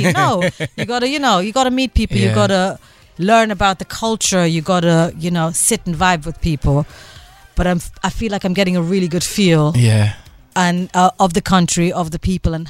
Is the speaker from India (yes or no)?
yes; India; now in Cape Town, South Africa; And I come from another culture. I'm Indian, right?